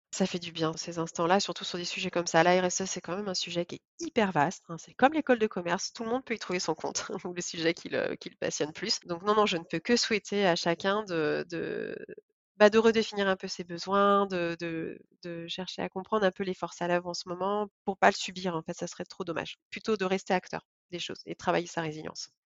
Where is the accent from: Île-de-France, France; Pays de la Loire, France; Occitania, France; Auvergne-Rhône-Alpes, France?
Pays de la Loire, France; Vendée; moved away as an adult; also born or lived in Lyon / Shanghai; de retour au, au, en Vendée, cette fois-ci, puisque lui a trouvé du travail, heu, pas très loin de ma ville natale.